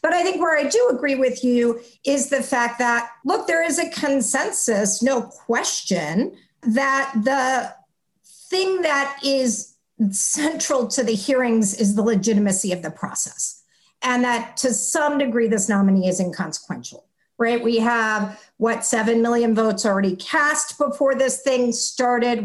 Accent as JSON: {"language": "English", "region": "Texas", "country": "United States", "tie": "born or raised there", "said": "my home state of Texas"}